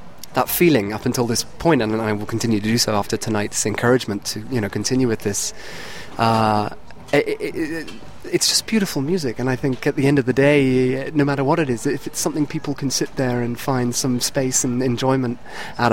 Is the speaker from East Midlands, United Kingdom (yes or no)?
no; Cheltenham, South West England, United Kingdom; now in Boston, United States; my hometown of Cheltenham